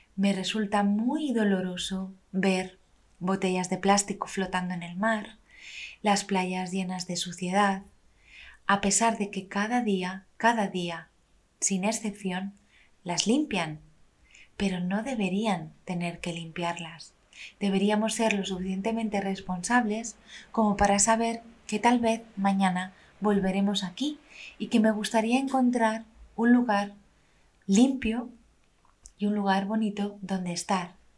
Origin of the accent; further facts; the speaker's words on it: Madrid, Community of Madrid, Spain; moved away as an adult; now in Levante, Spain; yo soy madrileña y me vine a vivir al Levante en España